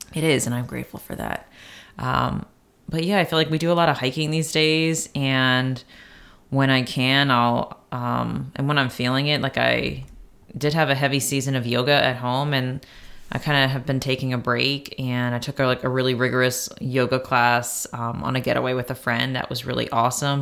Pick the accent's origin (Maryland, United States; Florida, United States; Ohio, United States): Maryland, United States; Baltimore; moved away; I basically grew up there with my grandparents and all